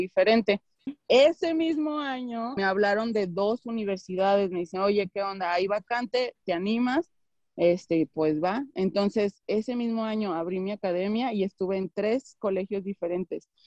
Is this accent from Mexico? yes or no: yes; León, Guanajuato, Mexico; Yo tengo una academia en León, Guanajuato, que es de donde soy